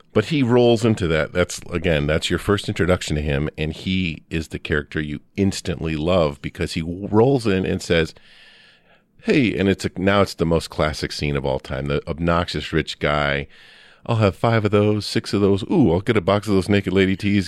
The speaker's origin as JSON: {"language": "English", "region": "Midwest", "country": "United States", "said": "I'm a kid from the Midwest"}